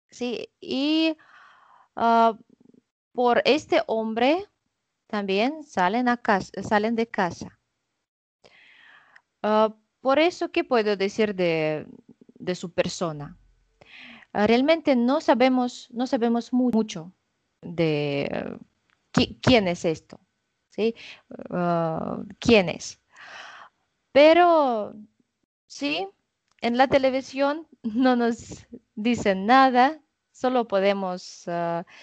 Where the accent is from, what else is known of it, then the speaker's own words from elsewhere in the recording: Russia; Spanish is a second language; soy rusa 100%